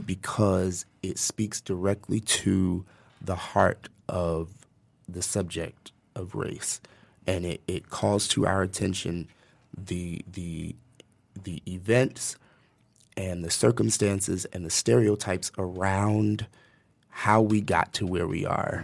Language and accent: English; United States; moved away; I'm from New Jersey, New York originally